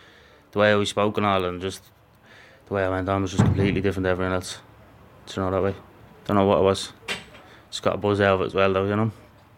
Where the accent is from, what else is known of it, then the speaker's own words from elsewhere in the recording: Dublin, Leinster, Ireland; From Coolock, I grew up in Coolock all my life. I'm 27, now I'm 28 on Friday.